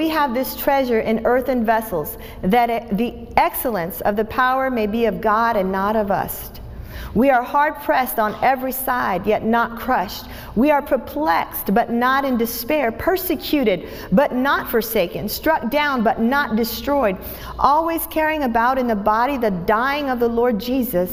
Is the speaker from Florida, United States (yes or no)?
yes; Tampa, Florida, United States; I'm from Tampa